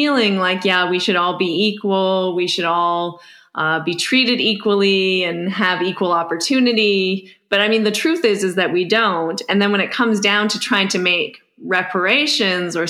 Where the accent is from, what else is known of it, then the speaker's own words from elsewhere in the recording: Canada; speaking as a Canadian